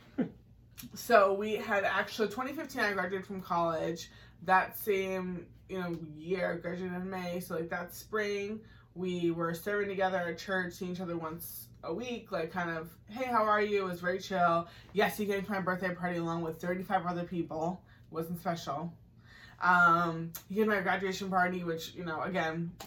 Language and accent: English; Massachusetts, United States; I grew up in Massachusetts